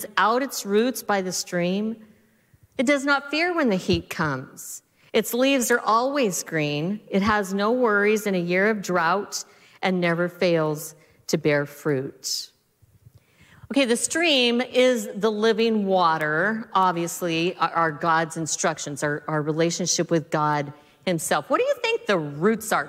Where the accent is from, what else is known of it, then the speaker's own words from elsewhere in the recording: Southeast Colorado, United States; now in West Coast, United States; I grew up in Southeast Colorado